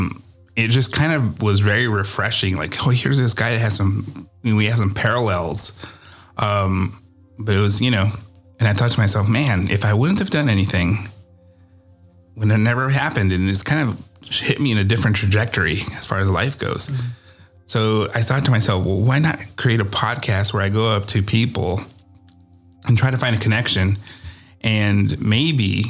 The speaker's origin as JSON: {"language": "English", "region": "Iowa", "country": "United States", "moved": "yes", "lives_now": "Texas, United States", "said": "I'm from Iowa and I'm in Texas as well. And I have to make my trip to Iowa once a year so I can see where I came from"}